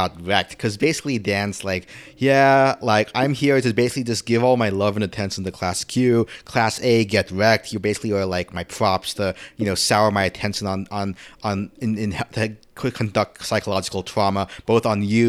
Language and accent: English; Philippines; when I was growing up in the Philippines, right, like the first anime I watched were dubbed in Tagalog. I didn't speak Tagalog at the time.